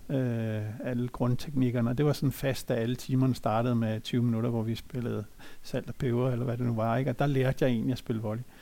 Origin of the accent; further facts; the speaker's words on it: Copenhagen, Capital Region of Denmark, Denmark; jeg er født og opvokset i København i Brøndshøj